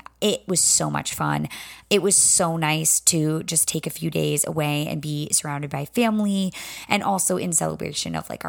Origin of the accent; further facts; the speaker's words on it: the South, United States; accent: Southern; Let me tell you, my Southern accent can whip right back from being at Belmont University in Nashville real quick.